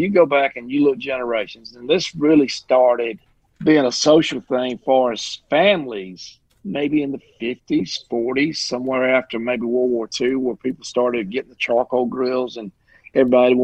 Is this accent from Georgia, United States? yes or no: yes; the South, Georgia, United States; I'm born and raised in the South. I live right here in little Georgia.